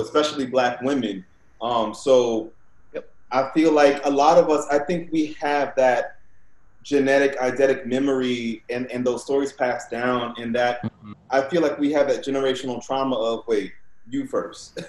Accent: New Orleans, Louisiana, United States; when I was growing up in New Orleans

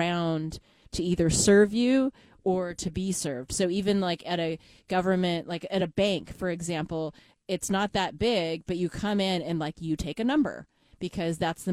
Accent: United States; as an American

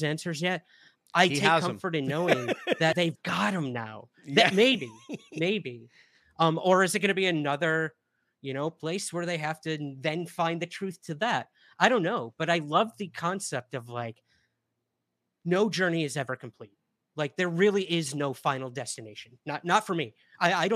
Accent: Syracuse, New York, United States; my hometown of Syracuse, New York

